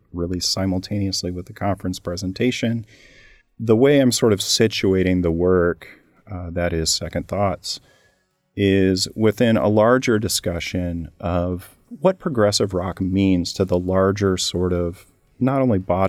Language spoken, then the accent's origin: English; Bloomington, Indiana, United States; I'm a townie. I'm from Bloomington, Indiana. I went to school here.